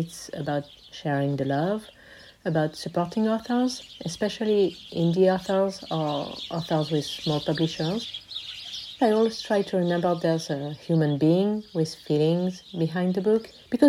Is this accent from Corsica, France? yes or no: no; Paris, Île-de-France, France; moved away as an adult; also born or lived in Glasgow, Scotland; now in Étretat, France; I'm 51 and I'm a non-binary lesbian. I grew up in Paris and spent most of my life there until the end of my studies, where I went to Glasgow in Scotland for a year.